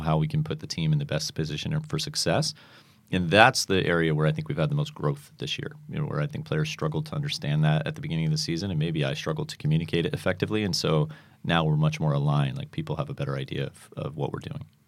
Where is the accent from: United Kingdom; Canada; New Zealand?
United Kingdom; Manchester, North West England; moved away; I grew up in Manchester, England